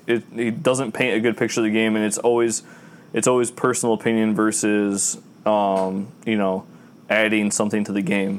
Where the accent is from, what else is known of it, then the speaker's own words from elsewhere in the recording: United States; As an American